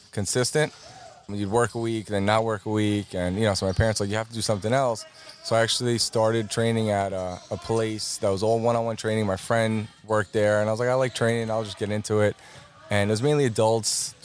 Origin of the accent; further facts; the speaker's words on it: Commack, New York, United States; I went right here in Comac